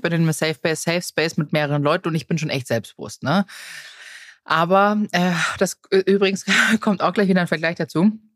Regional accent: Tegernsee, Bavaria, Germany; Wir als, als Jugendliche am Tegernsee

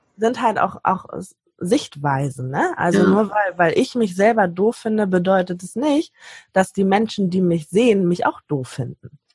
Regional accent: Hamburg, Germany; ich komme aus Hamburg

